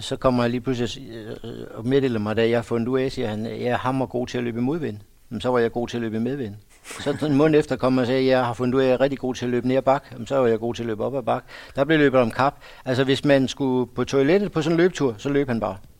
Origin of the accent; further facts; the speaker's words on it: Odense, Southern Denmark, Denmark; der hvor jeg kommer fra, der har løb altid været stort